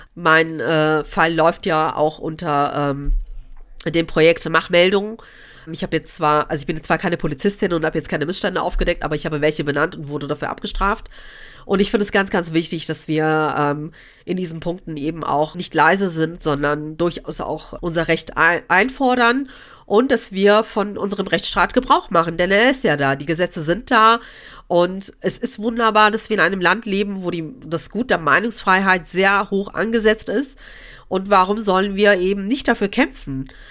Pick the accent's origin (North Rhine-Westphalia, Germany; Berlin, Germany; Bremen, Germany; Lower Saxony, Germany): North Rhine-Westphalia, Germany; Cologne; also born or lived in Gelsenkirchen; Köln meine Heimatstadt ist